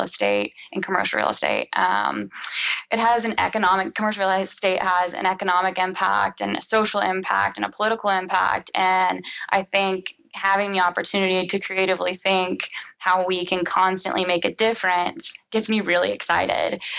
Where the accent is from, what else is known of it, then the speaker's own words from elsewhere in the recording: Cincinnati, Ohio, United States; I'm born raised Cincinnati, went to the University of Cincinnati, go Bearcats